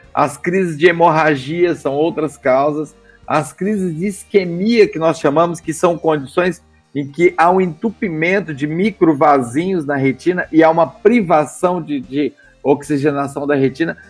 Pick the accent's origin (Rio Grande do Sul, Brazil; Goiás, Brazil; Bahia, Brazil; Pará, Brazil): Goiás, Brazil; moved away as an adult; also born or lived in São Paulo; sou goiano